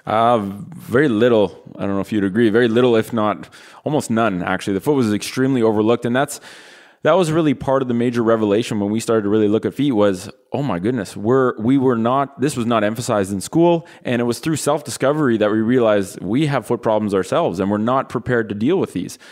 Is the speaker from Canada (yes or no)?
yes; Ottawa, Ontario, Canada; we're from Ottawa, which is the capital of Canada